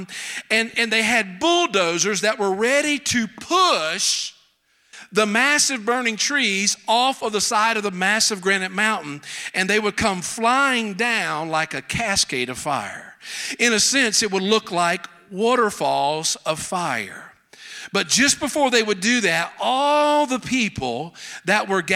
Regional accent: South Carolina, United States; accent: Southern; I'm from South Carolina.

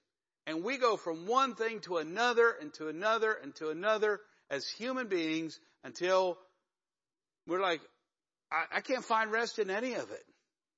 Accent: Northeast, United States; drinking my Joe, actually my hot tea, because I'm a Yankee from the Northeast.

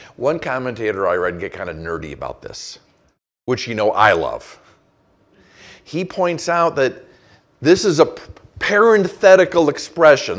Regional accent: Saint Paul, Minnesota, United States; moved away; I grew up in Saint Paul, Minnesota

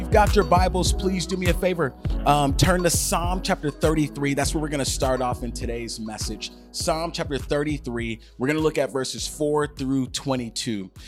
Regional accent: United States; my citizenship as an American

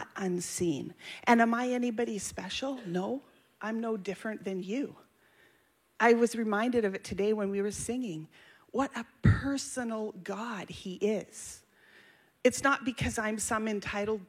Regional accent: Hay River, Northwest Territories, Canada; I was born and I grew up in the Canadian North, far north. My parents were missionaries, Ken and Sarah Gates. And my dad ran a hospital and a mission in a place called Hay River, Northwest Territories

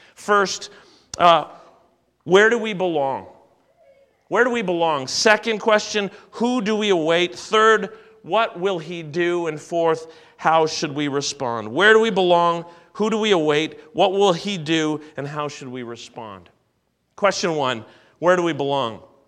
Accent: Canada; I was born in Canada. Uh, I've always been a Canadian.

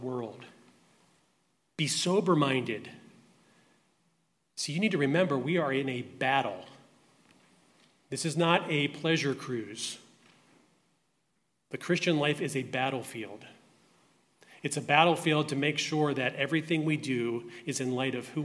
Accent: Baltimore, Maryland, United States; I grew up in Baltimore, Maryland

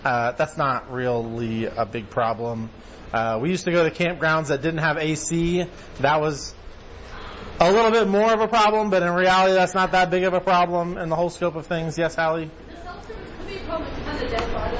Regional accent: United States; we being like American Christians, or just Americans in general

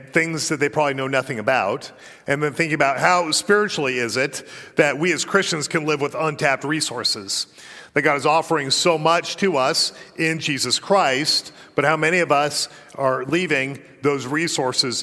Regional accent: Colorado, United States; moved away; I did spend 2/3 of my life growing up in Colorado

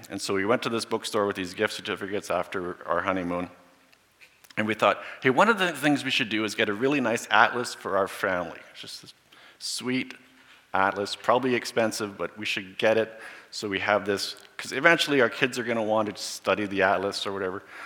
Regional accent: Borden, Saskatchewan, Canada; I grew up in Borden. Went from kindergarten to grade 12 in Borden.

